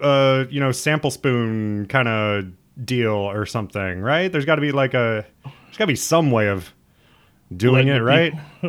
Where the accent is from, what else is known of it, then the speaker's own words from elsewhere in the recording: Midwest, United States; I mean, I come from the Midwest where, like, ketchup is too spicy for some people.